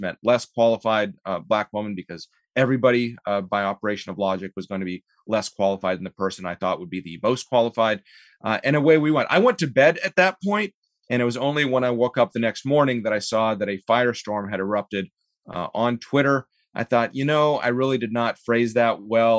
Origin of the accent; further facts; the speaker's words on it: Canada; also born or lived in Soviet Union; now in United States; We came to Canada